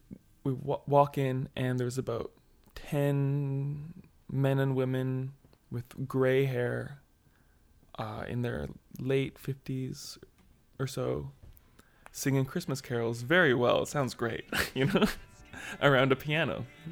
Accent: Duncan, British Columbia, Canada; we grew up playing in Duncan too, and Duncan is, like, a really unusual place.

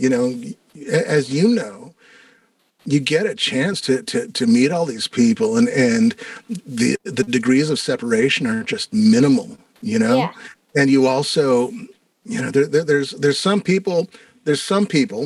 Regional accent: Santa Fe, New Mexico, United States; now in Minneapolis, United States; I'm originally from Santa Fe, New Mexico. And when I moved to Minneapolis

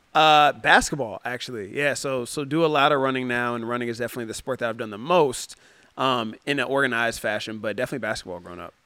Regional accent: Cincinnati, Ohio, United States; moved away as an adult; also born or lived in Detroit, Michigan; now in San Diego, United States; I grew up in the Midwest and it's very cold in the Midwest

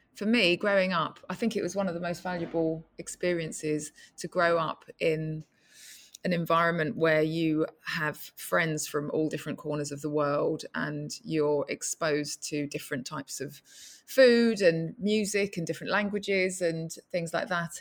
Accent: London, United Kingdom; when I was a child growing up in East London

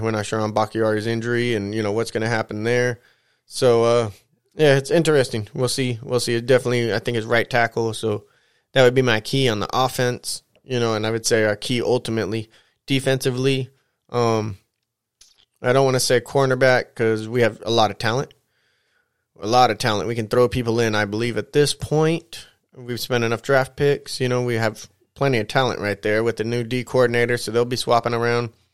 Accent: San Bernardino, California, United States; Being from the L.A. area, which we're not fans of L.A., I'm actually from the Inland Empire, the I.E. over here, San Bernardino

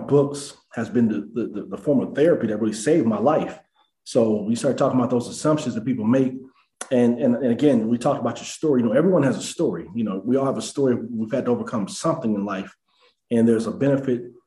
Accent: Denver, Colorado, United States; I grew up in Denver, Colorado.

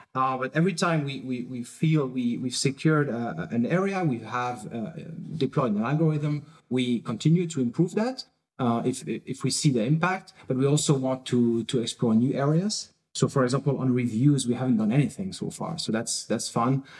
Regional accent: France; now in Berlin, Germany; I'm originally from France

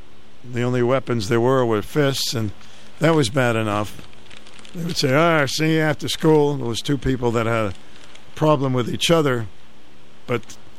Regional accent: Glastonbury, Connecticut, United States; At five, I started competing in fun runs in my hometown of Glastonbury, Connecticut.

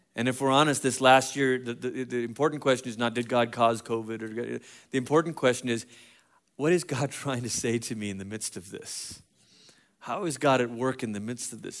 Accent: Malaysia; moved away; I grew up in Malaysia

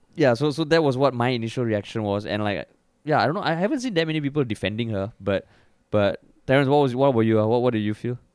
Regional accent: Singapore; we grew up in Singapore.

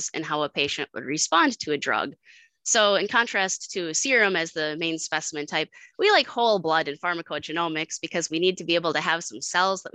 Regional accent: Platteville, Wisconsin, United States; moved away as an adult; now in Rochester, United States; originally, I was from Platteville, Wisconsin, and graduated from the University of Wisconsin-Platteville

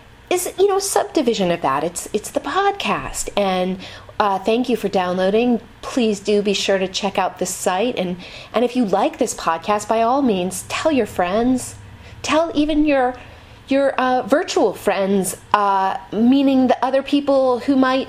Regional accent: Marin, California, United States; I'm from Marin

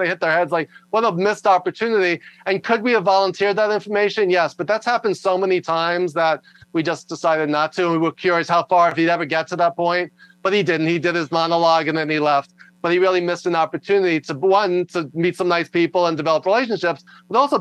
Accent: New York, United States; also born or lived in Los Angeles; I talk loud and fast because I'm from New York

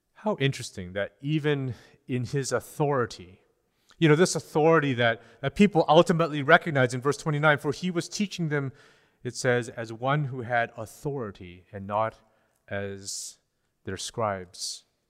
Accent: British Columbia, Canada; As Canadians, as British Columbians

